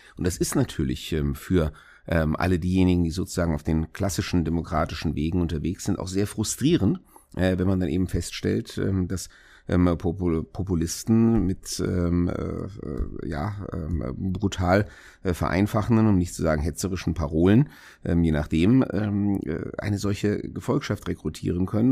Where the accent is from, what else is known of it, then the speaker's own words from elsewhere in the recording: Hesse, Germany; in Hessen oder natürlich äh, in meinem eigenen Wahlkreis, in meiner Heimatstadt